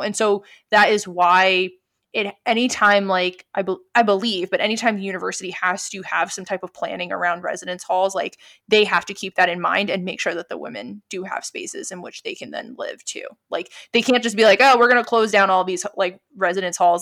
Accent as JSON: {"language": "English", "region": "New York", "country": "United States", "also_born_or_lived": "Pennsylvania", "lives_now": "Brooklyn, United States", "said": "I was from New York"}